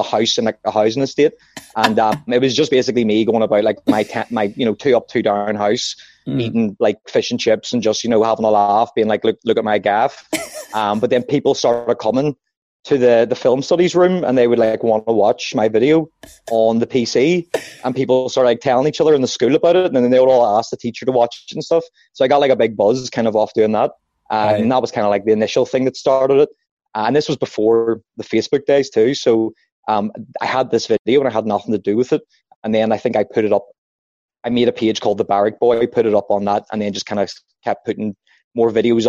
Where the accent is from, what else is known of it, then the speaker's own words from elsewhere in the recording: Belfast, Northern Ireland, United Kingdom; I'm a comedian from Belfast